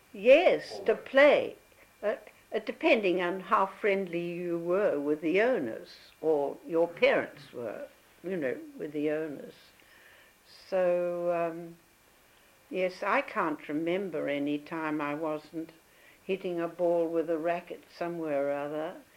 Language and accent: English; Perth, Western Australia, Australia; also born or lived in Melbourne; we spent about six months with Granny at uh, Richardson Avenue